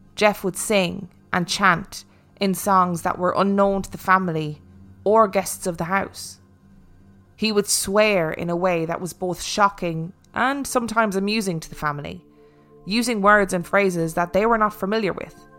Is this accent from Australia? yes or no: no; Ireland; moved away; I am actually Irish